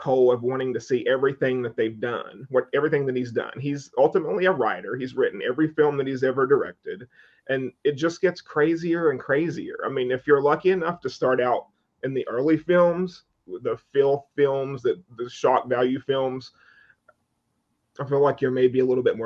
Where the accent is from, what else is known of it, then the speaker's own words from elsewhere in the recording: Madison, West Virginia, United States; I grew up in a small town in West Virginia